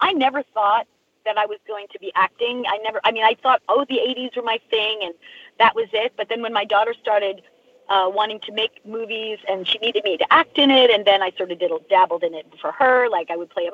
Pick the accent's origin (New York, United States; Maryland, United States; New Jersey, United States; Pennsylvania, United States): New York, United States; Long Island; I grew up in Long Island. I grew up like a couple of towns over